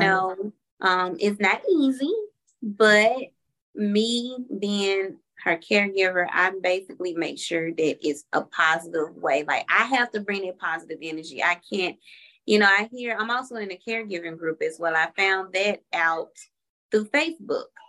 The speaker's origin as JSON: {"language": "English", "town": "Memphis", "region": "Tennessee", "country": "United States", "moved": "as an adult", "lives_now": "Atlanta, United States", "said": "we're originally from Memphis, Tennessee"}